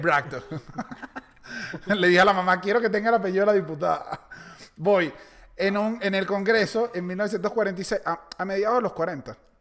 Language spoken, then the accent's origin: Spanish; Venezuela; moved away; also born or lived in Chile; los venezolanos no bebemos tanto